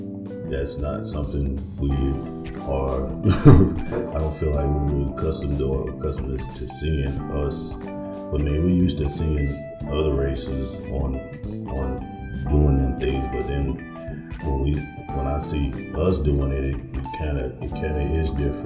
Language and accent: English; California, United States; I came here from California, so I was exposed to a lot with the industry